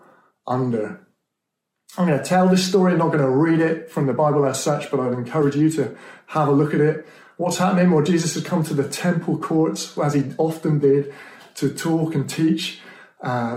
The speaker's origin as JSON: {"language": "English", "town": "Stroud", "region": "South West England", "country": "United Kingdom", "tie": "born or raised there", "said": "I grew up in Stroud in Gloucestershire"}